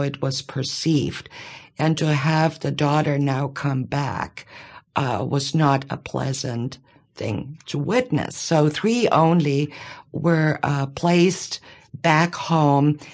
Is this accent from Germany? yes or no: yes; Bavaria, Germany; moved away as an adult; now in Monroe, United States; I grew up in Bavaria.